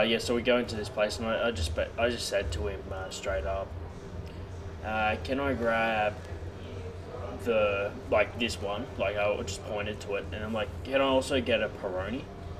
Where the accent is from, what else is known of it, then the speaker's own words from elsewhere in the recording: Australia; now in Canberra, Australia; which part of Australia you're from? It's like, Sydney.